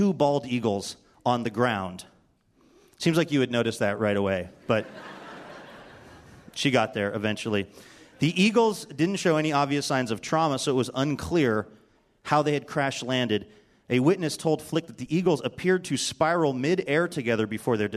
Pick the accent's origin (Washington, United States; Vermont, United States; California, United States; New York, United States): Washington, United States; Seattle; my hometown paper, the Seattle Times